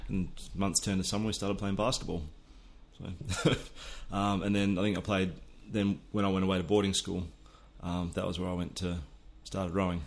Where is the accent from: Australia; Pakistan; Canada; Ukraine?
Australia; near Perth, Western Australia; I grew up pretty much on the edge of the outback um, on a wheat and sheep farm